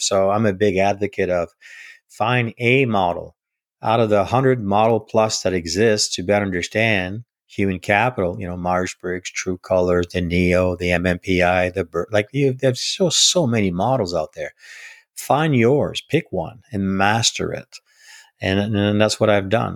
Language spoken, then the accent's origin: English; Northern Ontario, Canada; now in Gatineau, Canada; I was born and raised in, in Northern Ontario. I'm a Canadian first.